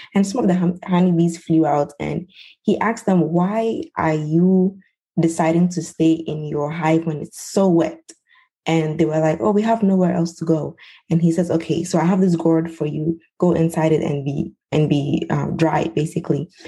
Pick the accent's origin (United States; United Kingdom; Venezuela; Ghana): Ghana; I'm from Ghana. I am from the Ewe tribe